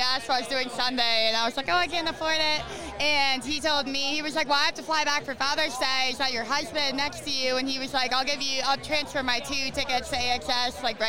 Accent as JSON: {"language": "English", "town": "Baltimore", "region": "Maryland", "country": "United States", "said": "I'm from Baltimore."}